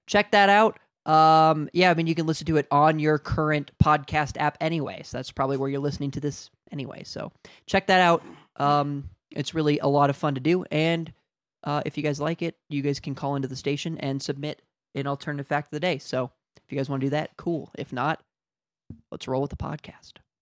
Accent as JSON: {"language": "English", "country": "United States", "accent": "American", "said": "I'm American"}